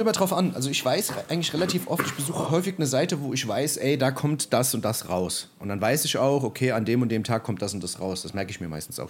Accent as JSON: {"language": "German", "country": "Germany"}